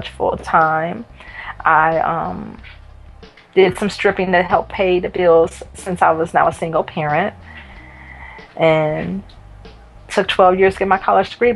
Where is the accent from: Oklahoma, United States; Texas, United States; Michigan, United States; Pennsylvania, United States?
Michigan, United States; Detroit; From Detroit. I wasn't born in Detroit, but I call Detroit home and have called it home since I was a child